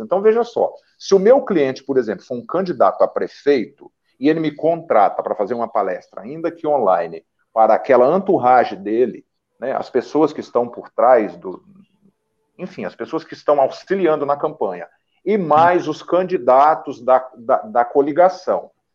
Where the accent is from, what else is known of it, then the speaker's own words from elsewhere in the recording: Getulina, São Paulo, Brazil; also born or lived in interior of Paraná, Brazil; now in Fortaleza, Brazil; Eu estou em Fortaleza, mas eu sou eu, eu, sou natural aí do interior de São Paulo. Minha cidade minha cidade onde eu nasci chama Getulina. Minha primeira infância foi no, no Paraná, no interior do Paraná.